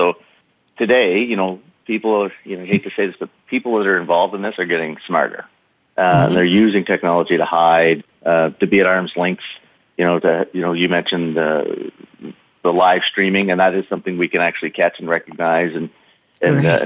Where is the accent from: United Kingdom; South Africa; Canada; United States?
Canada; I played hockey as a Canadian